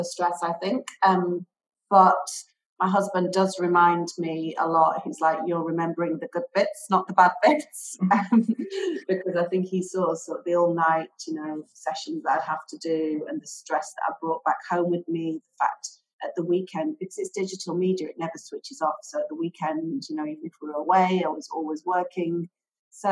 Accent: Manchester, North West England, United Kingdom; moved away as an adult; also born or lived in London; now in Dubai, United Arab Emirates; I'm from the UK. I was originally lived in Manchester, then moved to London to study

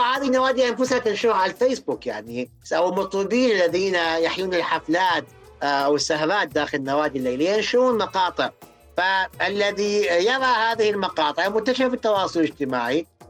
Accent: Iraq; عندنا بالعراق

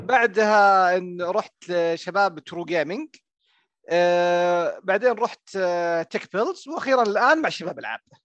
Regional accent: Riyadh, Riyadh Province, Saudi Arabia; وانا من الرياض

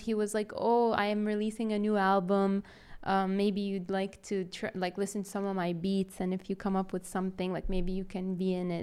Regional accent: Riyadh, Riyadh Province, Saudi Arabia; accent: Saudi; also born or lived in United States; I'm from Riyadh

